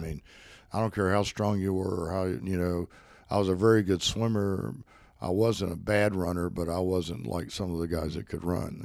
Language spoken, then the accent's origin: English; Spartanburg, South Carolina, United States; also born or lived in Greenville, South Carolina; I cr-, crawled over to Spartanburg area